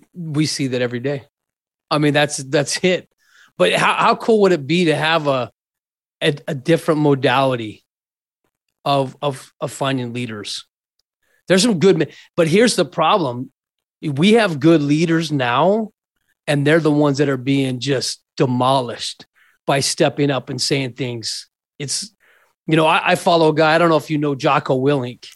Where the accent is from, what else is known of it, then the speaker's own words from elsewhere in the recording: Scottsdale, Arizona, United States; also born or lived in Mesa, Arizona; So I was born and raised in Scottsdale, Arizona